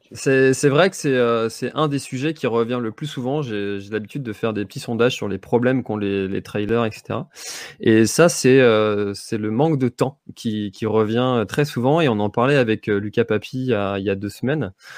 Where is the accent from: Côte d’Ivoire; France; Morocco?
France; Brittany; chez nous en Bretagne